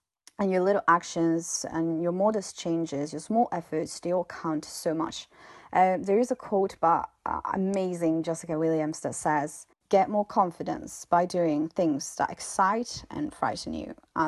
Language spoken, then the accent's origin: English; Italy; English is a second language; now in Brussels, Belgium; I'm from Italy, but I'm currently living in Brussels in Belgium